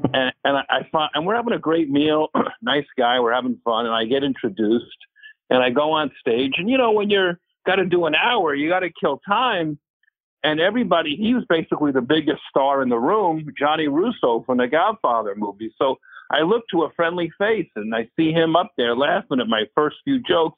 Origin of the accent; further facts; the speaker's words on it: New Jersey, United States; it's Jersey, my hometown field